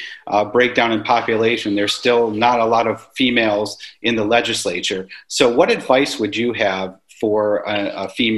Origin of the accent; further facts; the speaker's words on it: New York, United States; moved away; I'm also from New York, I'm one of those darn New Yorkers